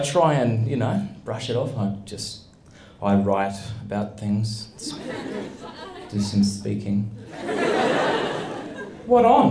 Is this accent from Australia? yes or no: yes; Australia; moved away as an adult; now in United States; I'm from Australia